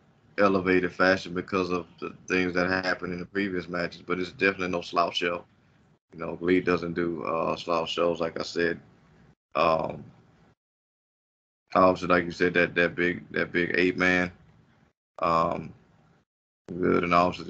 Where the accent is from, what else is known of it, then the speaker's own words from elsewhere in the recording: United States; I think also as an American fan